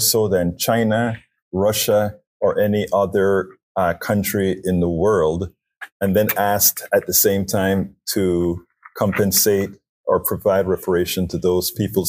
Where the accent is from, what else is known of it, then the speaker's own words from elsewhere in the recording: Panama; now in United States; I'm originally from Panama